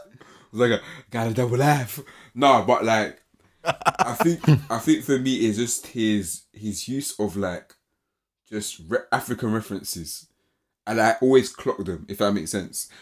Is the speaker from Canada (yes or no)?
no; England, United Kingdom; growing up as a British or Ghanaian British, um, individual